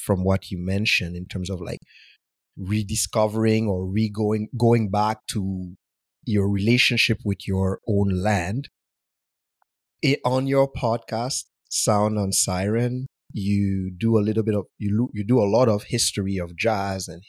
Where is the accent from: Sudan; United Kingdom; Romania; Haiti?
Haiti; also born or lived in Montreal, Canada; now in Vancouver, Canada; I'm from Haiti and I moved to Montreal